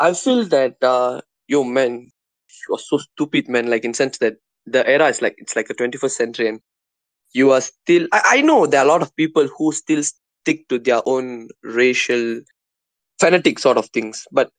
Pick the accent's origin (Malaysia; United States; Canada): Malaysia; Johor; So, of course, yes. Like, growing up in Malaysia, man, especially in Johor